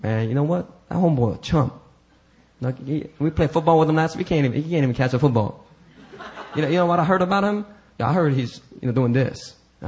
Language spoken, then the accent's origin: English; United States; I'm very American that way. I grew up in a black neighborhood